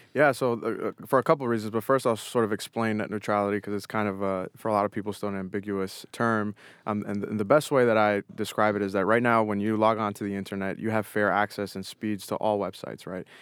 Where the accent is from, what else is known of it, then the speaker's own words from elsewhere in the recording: Haverhill, Massachusetts, United States; growing up in Haverhill